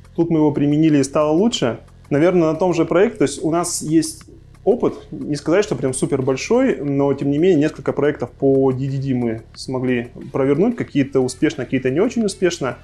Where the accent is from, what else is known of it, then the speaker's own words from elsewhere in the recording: Khanty-Mansiysk, Khanty-Mansi Autonomous Okrug, Russia; Я, собственно, сам из Ханты-Мансийска, и вся наша команда и компания находится в Ханты-Мансийске